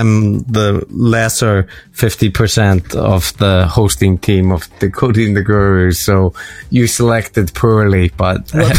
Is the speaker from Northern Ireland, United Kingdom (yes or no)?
yes; Northern Ireland, United Kingdom; accent: Northern Irish; know, Northern Irish accent is pretty strong. And it was just annoying to have to repeat things.